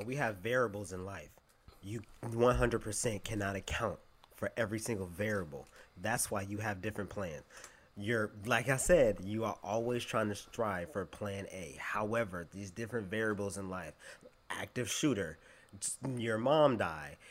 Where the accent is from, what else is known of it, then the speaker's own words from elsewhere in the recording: Fayetteville, North Carolina, United States; also born or lived in Chicago, Illinois; I was born in Chicago, and uh, I was raised in Fayetteville, North Carolina